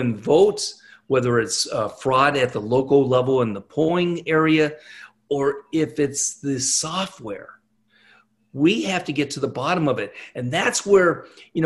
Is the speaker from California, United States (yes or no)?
yes; California, United States; moved away as an adult; now in Nashville, United States; I was born and raised in California.